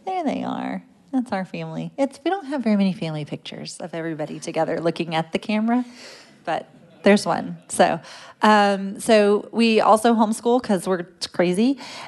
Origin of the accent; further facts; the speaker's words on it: Fort Worth, Texas, United States; My parents still attend the church I grew up in Fort Worth